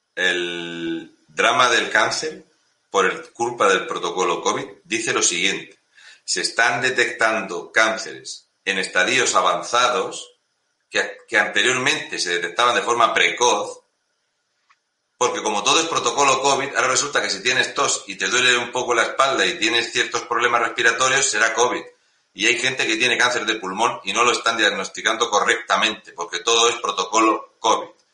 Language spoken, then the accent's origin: Spanish; Community of Madrid, Spain; soy de Madrid